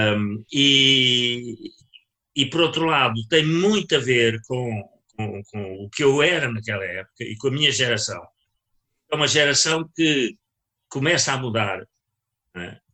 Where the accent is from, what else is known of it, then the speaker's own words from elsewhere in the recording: Leiria, Centro, Portugal; moved away; Eu era de Leiria e passava férias na Figueira.